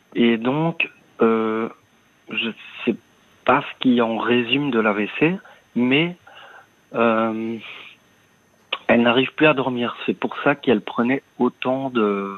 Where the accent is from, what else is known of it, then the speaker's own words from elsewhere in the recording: Liège, Wallonia, Belgium; now in Brussels, Belgium; je suis né à Liège. J'habite euh, donc son appartement pour le moment à Bruxelles